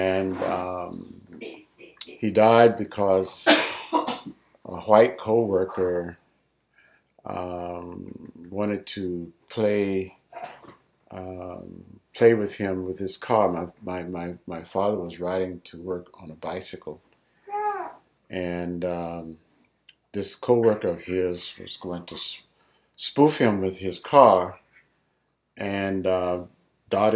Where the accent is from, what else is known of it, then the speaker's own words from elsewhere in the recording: Dade City, Florida, United States; I was born and raised in Dade City, Florida, Pasco County.